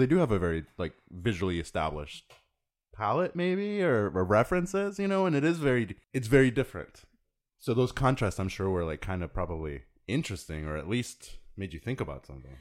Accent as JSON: {"language": "English", "country": "Mexico", "tie": "born or raised there", "said": "I grew up in Mexico, but the, you know, my dad is from Texas"}